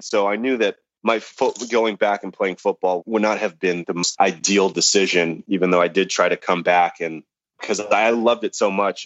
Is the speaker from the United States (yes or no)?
yes; Los Angeles, California, United States; also born or lived in Hollywood; I was born in Hollywood, but I grew up in the San Fernando Valley.